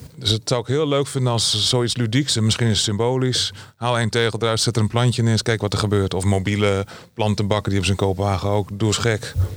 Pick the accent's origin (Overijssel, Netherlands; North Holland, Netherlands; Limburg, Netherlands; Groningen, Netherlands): Groningen, Netherlands; Ik kom uit Groningen